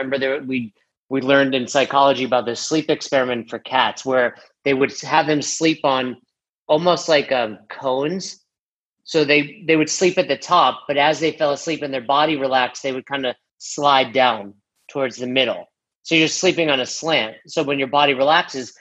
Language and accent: English; New York, United States; moved away as an adult; also born or lived in Florida; now in Colorado, United States; I'm from New York and I've been there, you know, 35 of my years at that time